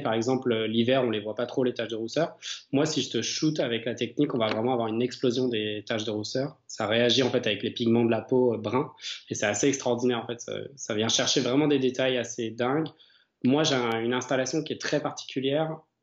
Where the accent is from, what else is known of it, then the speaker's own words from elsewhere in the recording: Chalon-sur-Saône, Bourgogne-Franche-Comté, France; J'habite et je suis né en fait à Chalon-sur-Saône